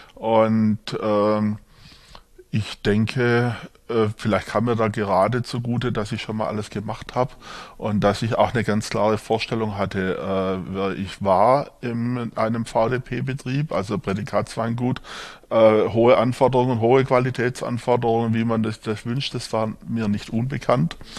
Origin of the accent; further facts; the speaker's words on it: Swabia, Germany; accent: Swabian; moved away as an adult; also born or lived in Markgräflerland / Franconia; now in Würzburg, Germany; Ich bin hier jetzt zu Hause als gebürtiger Schwabe, wie man hört